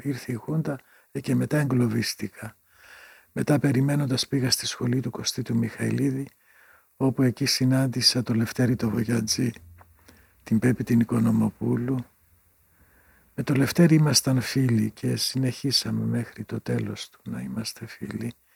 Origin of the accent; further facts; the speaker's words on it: Greece; also born or lived in Pieria (home village) / Berlin, Germany; από την Ελλάδα